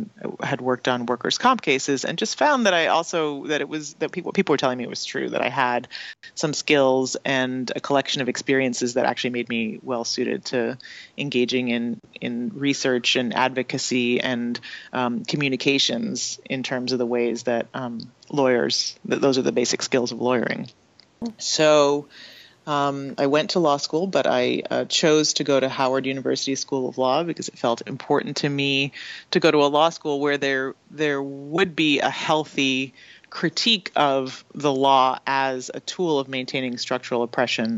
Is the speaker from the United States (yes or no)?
no; Canada; moved away; I didn't learn about in school in Canada